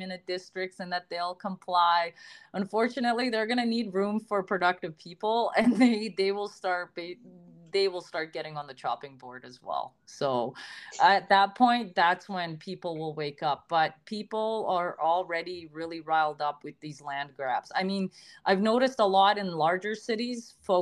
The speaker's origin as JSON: {"language": "English", "country": "Canada", "said": "I'm Canadian."}